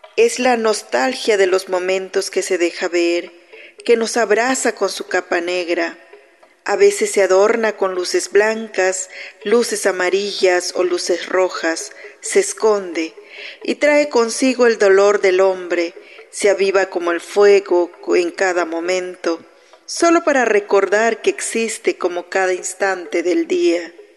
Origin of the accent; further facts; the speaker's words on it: Kinil, Yucatán, Mexico; yo soy originaria de Quinil, del municipio de Tecash, Yucatán